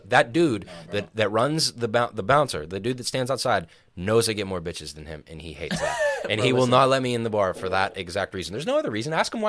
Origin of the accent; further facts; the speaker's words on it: Pittsburgh, Pennsylvania, United States; I'm banned from this bar in our hometown, in like specifically my hometown, like where I live right now.